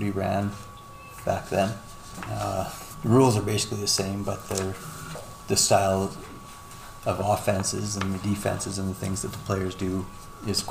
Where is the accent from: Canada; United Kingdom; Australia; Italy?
Canada; Lloydminster; I'm born and raised in Lloydminster, to school here, graduated from the comp. Been living here ever since